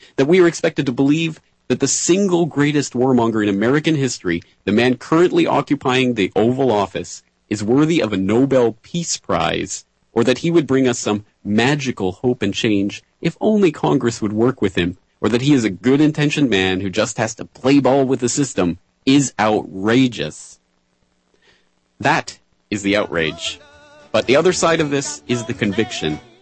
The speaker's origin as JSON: {"language": "English", "town": "Calgary", "region": "Alberta", "country": "Canada", "tie": "born or raised there", "moved": "as an adult", "lives_now": "Japan", "said": "I was born and raised in the foothills of the Rocky Mountains in beautiful Calgary, Alberta."}